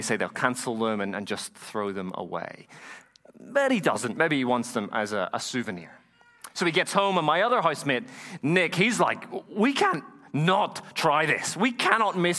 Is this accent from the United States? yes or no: no; Ireland; moved away; also born or lived in Dublin; Have I ever told you that I'm from Ireland? Did you know that? I am. I sound a little funny.